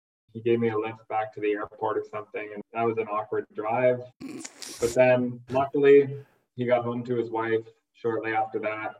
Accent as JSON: {"language": "English", "town": "Halifax", "region": "Nova Scotia", "country": "Canada", "tie": "born or raised there", "said": "Yeah, I was born and raised on the East Coast in Halifax, Nova Scotia."}